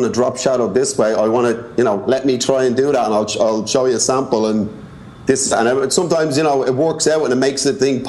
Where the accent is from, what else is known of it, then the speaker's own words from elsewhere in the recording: Dublin, Leinster, Ireland; moved away as an adult; now in New York, United States; I'm from Dublin